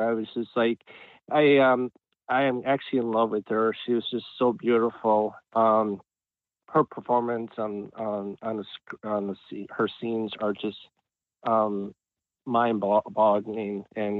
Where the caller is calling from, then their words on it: Cleveland, Ohio, United States; Hi, this is … from Cleveland, Ohio.